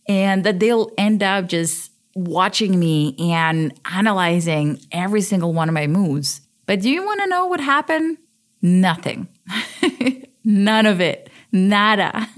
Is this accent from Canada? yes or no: no; Switzerland; moved away as an adult; also born or lived in Ukraine / London, United Kingdom; I was born in Ukraine, but I grew up in Switzerland, where I live now